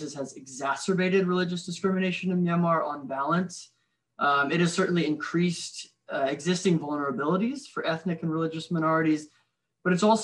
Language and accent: English; Richmond, Virginia, United States; my hometown of Richmond, Virginia